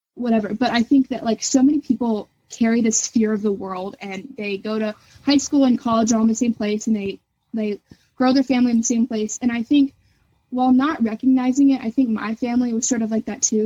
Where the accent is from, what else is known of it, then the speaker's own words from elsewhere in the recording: Northern Kentucky, United States; growing up in Northern Kentucky